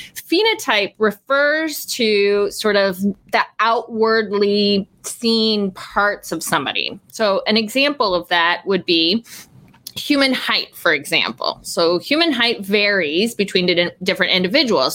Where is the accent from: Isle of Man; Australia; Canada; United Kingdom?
Canada; Eastern Canada; moved away; I grew up in a small city in eastern Canada